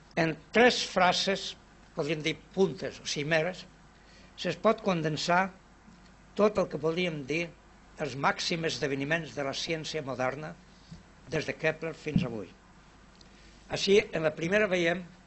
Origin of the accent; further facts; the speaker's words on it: Vinaròs, Valencian Community, Spain; moved away as an adult; Que m'han considerat sempre a Vinaròs el més improbable emigrant del meu poble